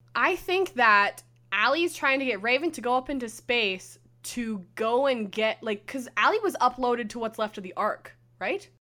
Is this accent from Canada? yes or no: yes; Canada